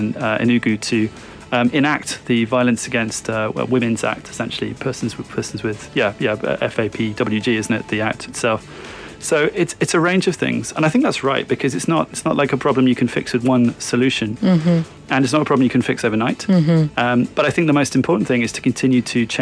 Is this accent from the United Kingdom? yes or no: yes; United Kingdom; moved away as an adult; now in Nigeria; I'm from the UK